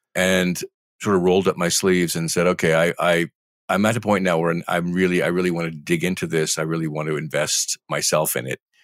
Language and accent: English; Eastern Washington, United States; I grew up in Eastern Washington, oblivious to the wine